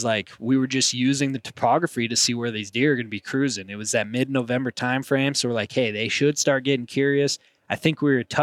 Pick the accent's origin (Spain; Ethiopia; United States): United States; Montana; me growing up in Montana, I've done some whitetail hunting